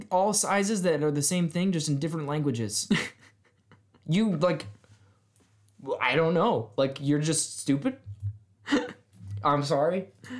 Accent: United States; You are coming at my freedom as an American.

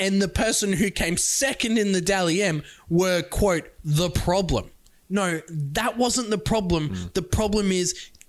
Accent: Townsville, Queensland, Australia; Despite my whole family being from New South Wales, I was born in Townsville.

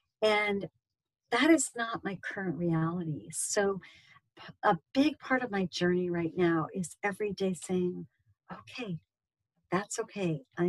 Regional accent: Pakistan; All their gold. I grew up in Pakistan.

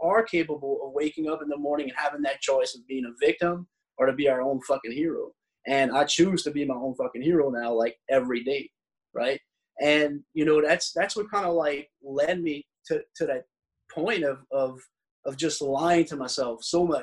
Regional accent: South Louisiana, United States; since I'm a Cajun and I live in South Louisiana

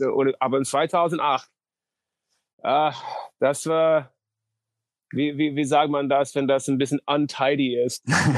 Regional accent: North Dakota, United States; German is a second language; moved away; also born or lived in Moorhead, Minnesota; Ich komme aus North Dakota

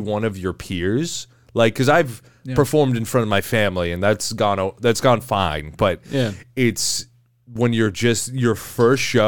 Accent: Chatham, Ontario, Canada; moved away; also born or lived in Windsor; I grew up in Chatham before I moved to Windsor.

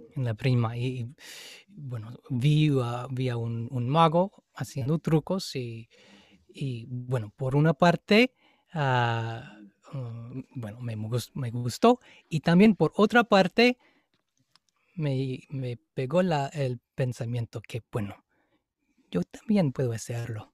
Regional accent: Seattle, Washington, United States; Spanish is a second language; moved away as an adult; also born or lived in India; soy de Seattle, en Estados Unidos, en el estado de Washington

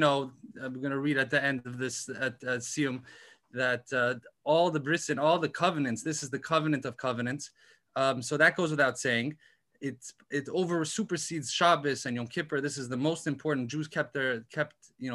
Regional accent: Los Angeles, California, United States; also born or lived in Berkeley, California; I grew up in Los Angeles. I'm a Baal Tshuva from the Valley. I grew up in Chabad of Tarzana and Encino.

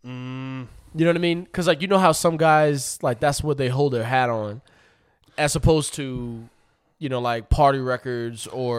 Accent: Puerto Rico; Because I'm coming from Puerto Rico. So, like, the only people we heard was from down south and from New York.

